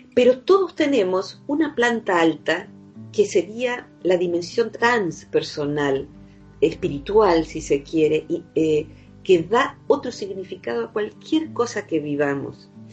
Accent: Open Door, Buenos Aires, Argentina; yo vivo en un pueblo que se llama Open Door, porque eh, el lugar principal de este pueblo es un hospital neuropsiquiátrico que funciona a puertas abiertas, es decir, que el paciente psicótico que está eh, compensado puede salir y entrar, va al pueblo, va a comprar sus cosas. Yo me acostumbré a tratar con pacientes psicóticos desde niña

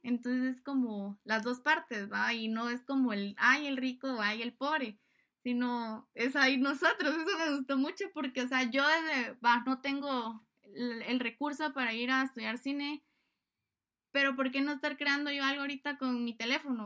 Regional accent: Guatemala

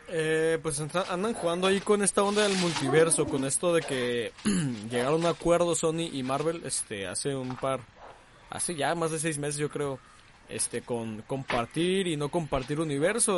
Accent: Mexico; somos los mexicanos

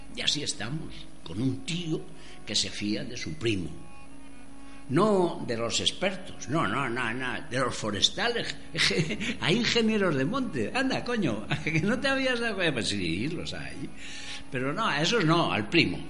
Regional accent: Madrid, Community of Madrid, Spain; Yo, yo soy de Madrid. Mi, mi tribu era la manzana en la que había nacido. Vivía en la calle La Gasca

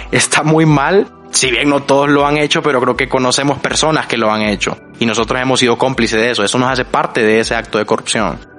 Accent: El Salvador; también del Salvador

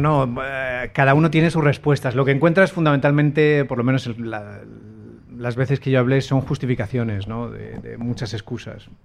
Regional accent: Spain; el coprotagonista, que soy yo, era español

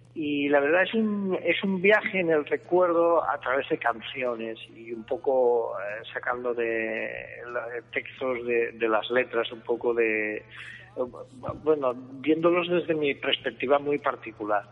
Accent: Lleida, Catalonia, Spain; also born or lived in Madrid; en Lleida es la tranquilidad, he nacido, he vivido, he trabajado aquí mucho tiempo

